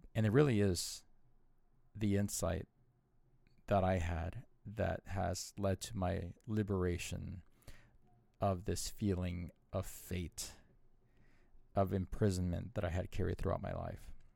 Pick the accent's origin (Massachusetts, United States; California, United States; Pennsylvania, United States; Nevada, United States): California, United States; Southern; moved away; also born or lived in Arizona; born and raised in Southern California, born in poverty, raised in poverty, I saw lots of violence throughout my childhood. And we moved to Arizona when my parents divorced